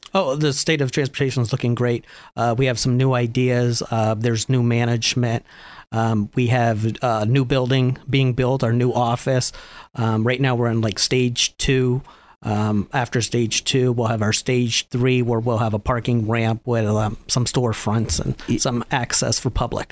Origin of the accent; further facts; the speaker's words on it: Erie, Pennsylvania, United States; I was born and raised here in Erie.